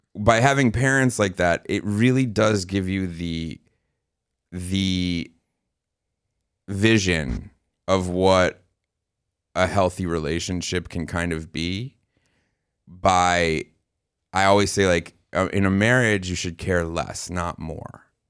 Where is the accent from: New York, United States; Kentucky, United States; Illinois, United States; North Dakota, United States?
New York, United States; New York City; also born or lived in Arizona; we're from New York City Jews